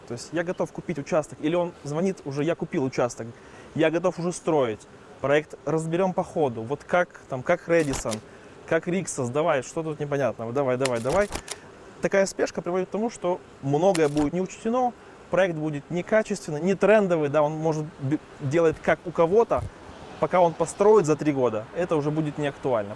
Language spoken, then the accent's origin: Russian; Odesa, Odesa Oblast, Ukraine; moved away as an adult; now in Carpathians, Ukraine; Я из Одессы.